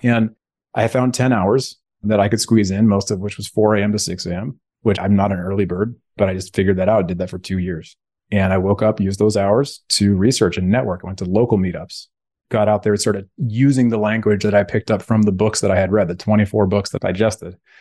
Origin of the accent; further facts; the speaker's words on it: Bay Area, California, United States; Growing up in the Bay Area, California, that's where I'm sitting right now. I live in Alameda